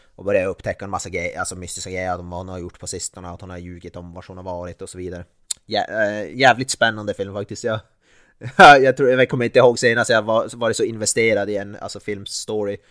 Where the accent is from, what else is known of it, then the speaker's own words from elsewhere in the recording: Norrland, Sweden; som norrlänning